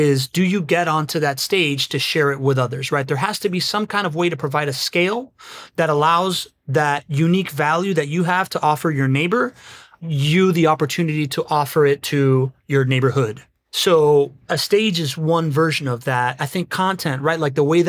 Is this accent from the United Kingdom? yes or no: no; Miami, Florida, United States; I grew up in Miami